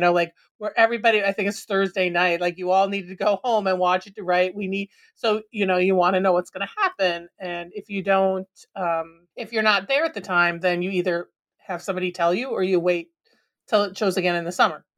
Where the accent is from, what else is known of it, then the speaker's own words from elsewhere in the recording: Minnesota, United States; growing up in Minnesota